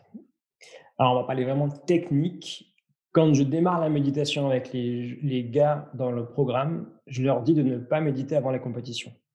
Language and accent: French; France; chez nous en France